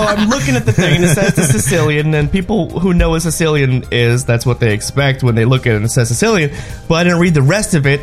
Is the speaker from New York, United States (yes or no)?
yes; New York City, New York, United States; I'm from New York City